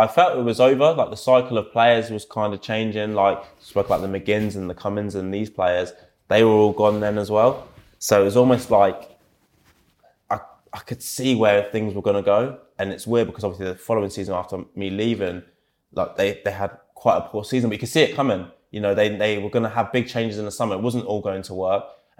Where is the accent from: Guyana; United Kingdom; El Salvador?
United Kingdom; England; I'm from England myself